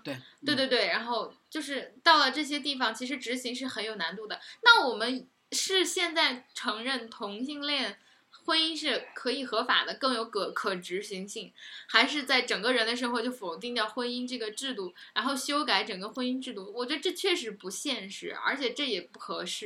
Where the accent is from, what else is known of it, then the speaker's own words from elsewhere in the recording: Hunan, China; moved away; 我家乡真的很穷的，就是，嗯，其实湖南还好吧，鱼米之乡，然后不缺吃喝